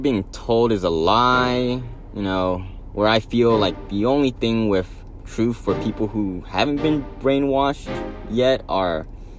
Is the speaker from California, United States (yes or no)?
no; Houston, Texas, United States; over here from Houston, Texas.